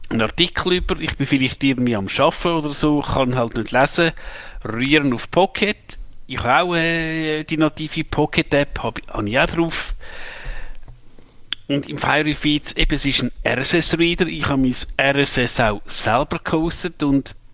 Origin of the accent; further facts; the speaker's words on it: Switzerland; als Schweizer äh, müsste mir jetzt sagen, ich bin ein Verräter